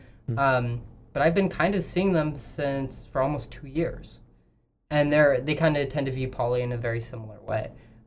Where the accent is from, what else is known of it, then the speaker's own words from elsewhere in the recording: Idaho, United States; moved away; she makes fun of me for kind of growing up in Idaho